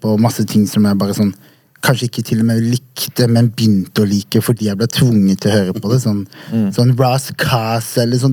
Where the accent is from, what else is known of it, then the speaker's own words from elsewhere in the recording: Vegårshei, Agder, Norway; moved away; Jeg er oppvokst på et bitte lite sted på Sørlandet som heter Vegårshei.